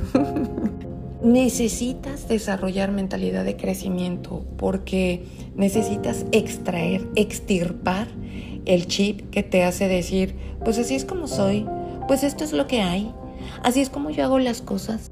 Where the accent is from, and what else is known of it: Mexico